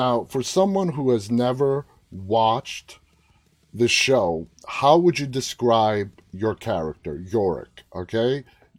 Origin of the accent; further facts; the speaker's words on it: New York City, New York, United States; now in Northern Virginia, United States; I'm from, born, raised in Queens, and I haven't been back home since 2019 because of COVID.